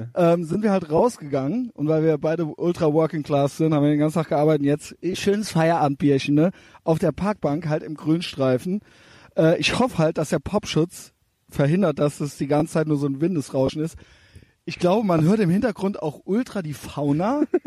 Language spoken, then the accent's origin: German; Cologne, North Rhine-Westphalia, Germany; Wir sind beide aus Köln